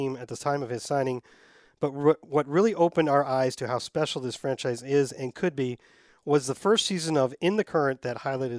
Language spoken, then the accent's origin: English; Vermont, United States; I grew up here in Vermont as a Michigan football fan since the early 90s, thanks to my dad, who lived and breathed Michigan college football.